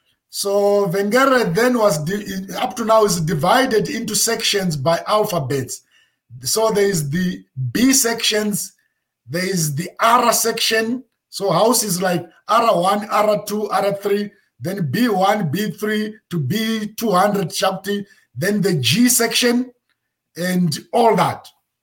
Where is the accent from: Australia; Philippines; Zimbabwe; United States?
Zimbabwe; born there; Like I say, I was born in Zimbabwe in the 70s, like 1970 to be precise. That's when I was born in Zimbabwe.